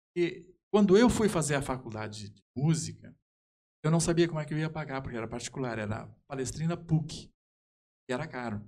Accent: Brazil; sou natural daqui

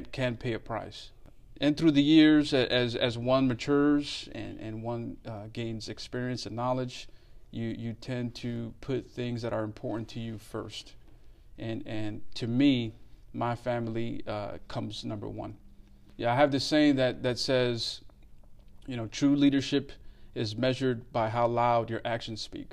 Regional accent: New York City, New York, United States; also born or lived in Colombia; I was born and raised in Brooklyn, New York City

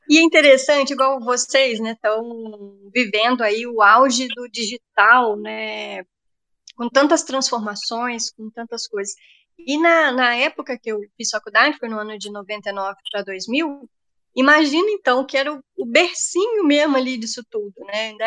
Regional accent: Itaperuna, Rio de Janeiro, Brazil; now in Resende, Brazil; É, sou, eu sou de Itaperuna, né, uma cidade bem, bem longe daqui de Resende.

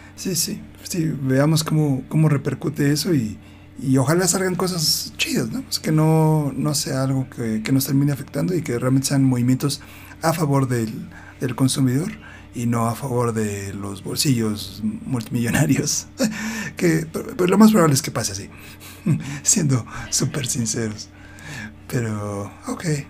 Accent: Mexico

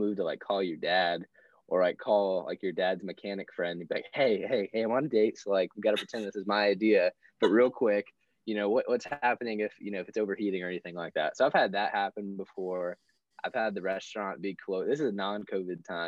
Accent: Florida, United States; moved away; I'm from Florida originally

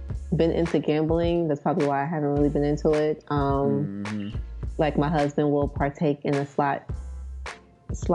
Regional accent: near Philadelphia, Pennsylvania, United States; I grew up near Philly

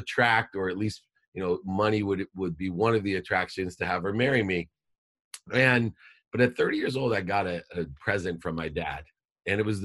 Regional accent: San Diego, California, United States; also born or lived in Akron, Ohio; I moved from Akron, Ohio to San Diego

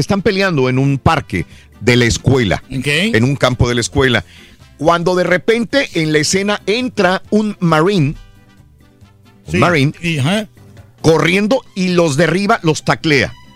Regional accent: Mexico; now in United States; aquellos que vivimos en México cuando éramos niños

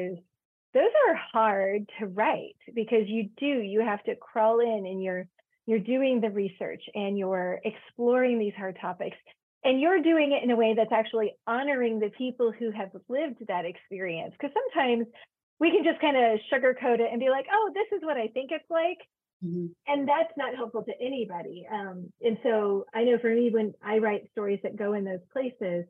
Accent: Georgia, United States; moved away; also born or lived in Virginia; I grew up in Georgia and then lived in Virginia for a while

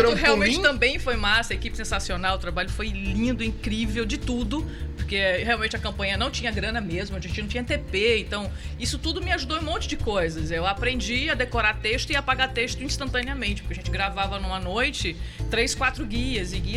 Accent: Recife, Pernambuco, Brazil; Não, eu sou recifense, cara. É. Nasci de criada.

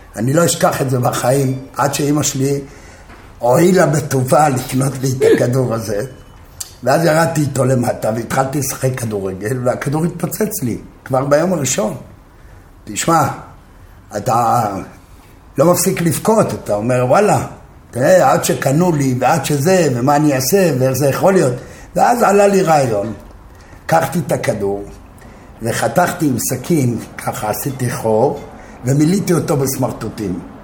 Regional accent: Jerusalem, Jerusalem District, Israel; moved away as an adult; also born or lived in Tel Aviv; גדלתי בקטמונים בירושלים

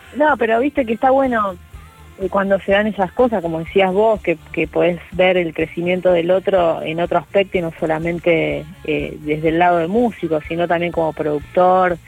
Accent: Rosario, Santa Fe, Argentina; now in Castelar, Argentina; la raíz mía, que, siempre generalmente hablo del río, ¿no? algo muy característico de Rosario

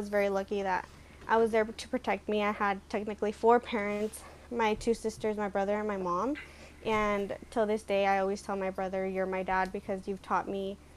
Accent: San Marcos, California, United States; I grew up in the city of San Marcos, California, a really small city

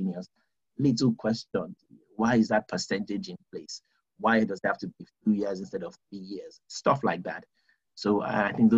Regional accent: United Kingdom

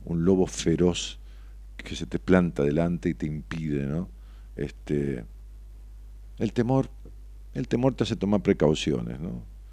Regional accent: Ramos Mejía, Buenos Aires Province, Argentina; para mi pueblo, para Roma Mejía, lo que, lo que fue mi pueblo toda la vida

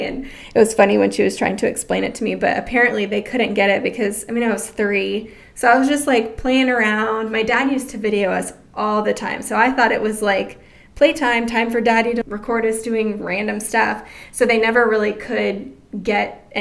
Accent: Florida, United States; born or raised there; also born or lived in Colorado Springs, Colorado

